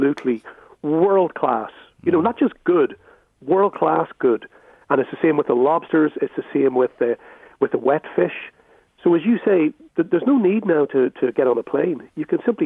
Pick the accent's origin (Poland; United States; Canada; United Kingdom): United Kingdom; Belfast, Northern Ireland; when I was a kid growing up in Belfast in the 60s